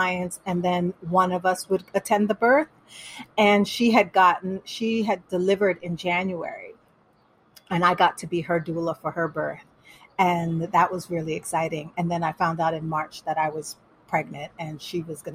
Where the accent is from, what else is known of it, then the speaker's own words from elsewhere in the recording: Panama; first language Spanish; English is a second language; moved away; I was born here, but I was raised in Panama. So my first language was Spanish.